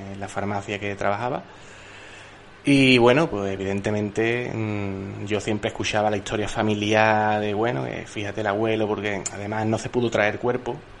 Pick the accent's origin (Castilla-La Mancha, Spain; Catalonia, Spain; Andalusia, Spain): Andalusia, Spain; hoy simplemente nos definiríamos como andaluces